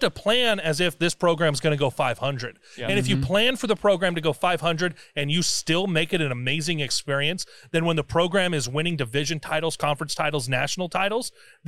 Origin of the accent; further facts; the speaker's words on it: central Nebraska, United States; also born or lived in Iowa; I've had a lot of fun growing up in central Nebraska.